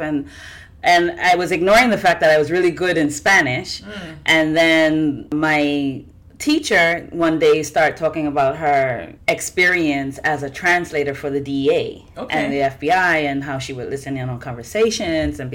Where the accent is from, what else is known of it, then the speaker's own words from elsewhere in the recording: Bermuda; moved away as an adult; now in Puerto Rico; So I was born in Bermuda. I currently live in Puerto Rico. I've been here for 21